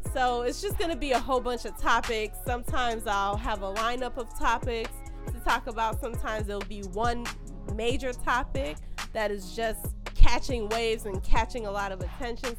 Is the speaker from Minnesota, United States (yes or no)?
no; Chicago, Illinois, United States; I am from Chicago